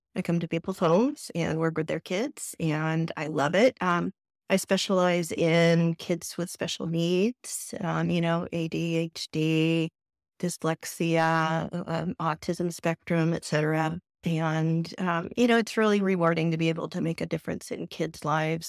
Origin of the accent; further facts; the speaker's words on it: Southern California, United States; moved away as an adult; now in San Antonio, United States; I am originally from Southern California